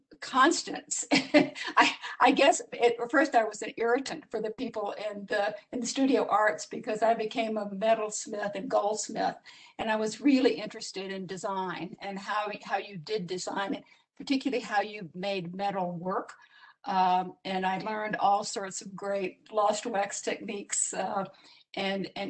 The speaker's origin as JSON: {"language": "English", "region": "Iowa", "country": "United States", "tie": "born or raised there", "said": "I grew up in Iowa"}